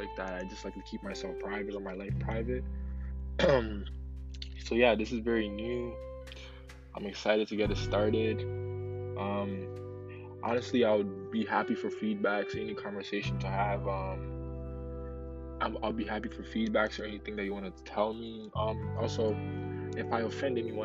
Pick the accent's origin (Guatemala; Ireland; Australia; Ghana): Ghana; now in Canada; Obviously, I wasn't born in Canada. I was born in Ghana